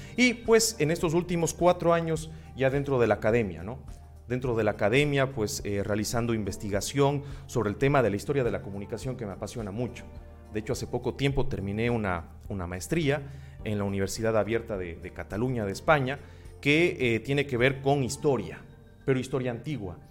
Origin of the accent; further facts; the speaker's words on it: Cuenca, Azuay, Ecuador; also born or lived in Loja, Ecuador; mi ciudad natal, en Cuenca